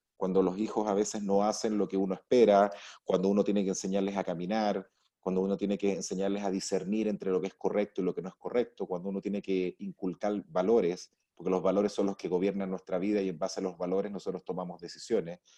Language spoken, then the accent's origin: Spanish; Arica, Arica y Parinacota, Chile; nací en Arica, crecí con mis padres, crecí con mis abuelos, siempre estuve viendo cómo mis abuelos manejaban los negocios en Chile